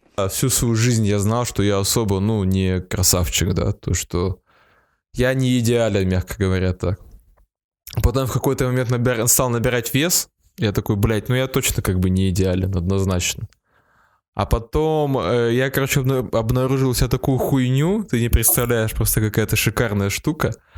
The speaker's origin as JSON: {"language": "Russian", "town": "Perm", "region": "Perm Krai", "country": "Russia", "said": "Я из Перми"}